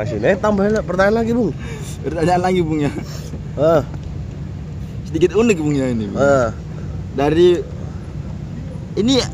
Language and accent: Indonesian; Waru, East Java, Indonesia; saya sebagai orang Waru itu susah bu